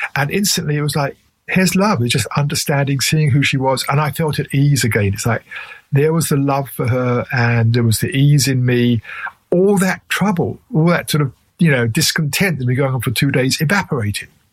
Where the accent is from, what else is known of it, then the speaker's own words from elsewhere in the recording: England, United Kingdom; accent: English; my English accent